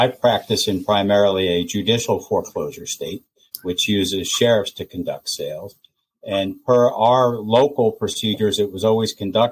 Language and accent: English; Montgomery County, Pennsylvania, United States; Montgomery County is my hometown